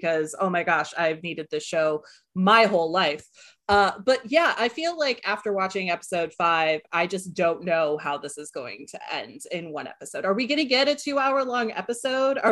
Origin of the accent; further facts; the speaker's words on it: Chicago, Illinois, United States; now in Nashville, United States; I'm actually from Chicago